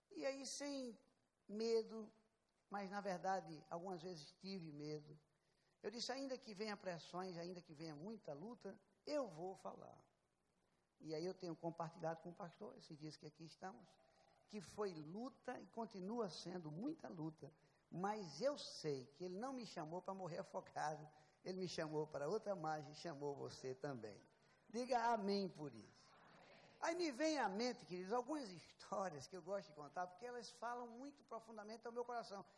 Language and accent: Portuguese; southern Paraíba, Brazil; Eu nasci no sul, no sul da Paraíba